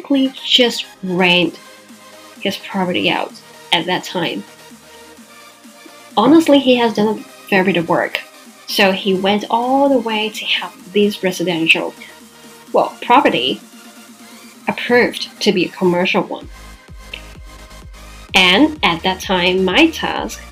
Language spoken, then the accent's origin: English; Macau; my own real estate company in my hometown Macau